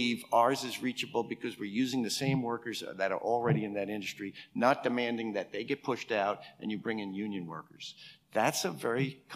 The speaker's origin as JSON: {"language": "English", "region": "New York", "country": "United States", "said": "I'm from New York"}